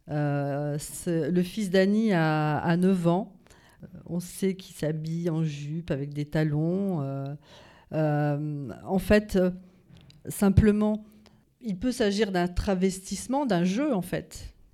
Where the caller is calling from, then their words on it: Metz, Grand Est, France; De Metz.